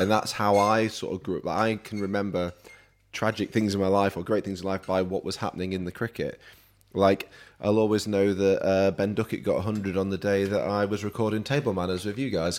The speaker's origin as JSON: {"language": "English", "region": "Yorkshire and the Humber", "country": "United Kingdom", "said": "I'm a Yorkshireman"}